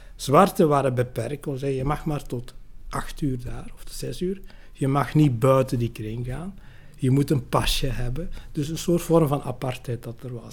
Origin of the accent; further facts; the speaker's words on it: Tessenderlo, Flanders, Belgium; also born or lived in Lubumbashi, Congo; ik ben eigenlijk opgegroeid vooral de Senderlo, dus bij Ham